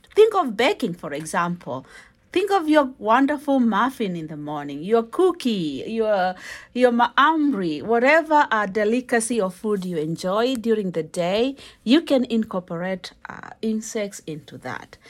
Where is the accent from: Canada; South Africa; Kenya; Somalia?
Kenya; I'm a Kenyan